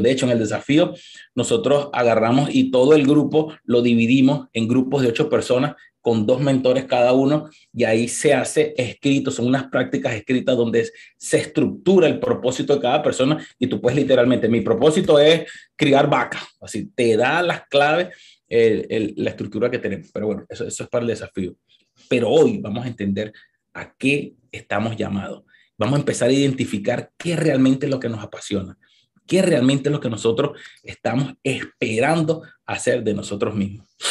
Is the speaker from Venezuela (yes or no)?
yes; Venezuela; now in United States; los que somos venezolanos